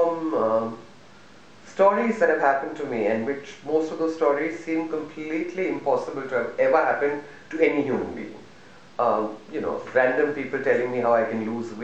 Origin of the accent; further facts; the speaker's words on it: Delhi, India; I'm a Malayali, but I live in Delhi